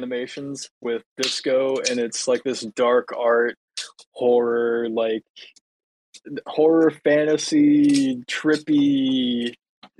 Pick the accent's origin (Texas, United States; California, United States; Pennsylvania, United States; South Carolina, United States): South Carolina, United States; I'm from South Carolina